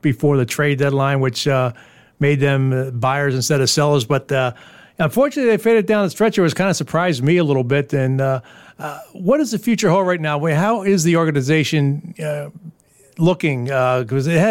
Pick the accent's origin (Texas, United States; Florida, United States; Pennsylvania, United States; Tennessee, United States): Pennsylvania, United States; Philadelphia; now in Schenectady, United States; growing up in Philadelphia